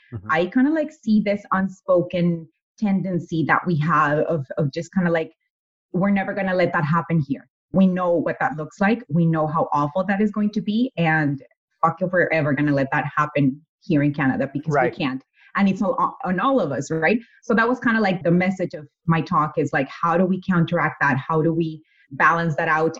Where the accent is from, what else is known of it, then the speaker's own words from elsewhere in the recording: Mexico; moved away; having been born and raised in Mexico, growing up there